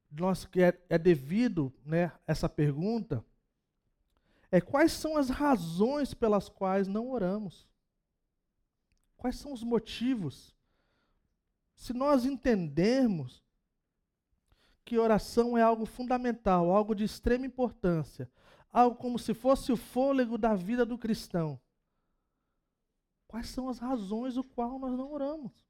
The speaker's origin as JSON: {"language": "Portuguese", "town": "São Vicente", "region": "São Paulo", "country": "Brazil", "said": "Gente, sou de São Vicente, cara, 013."}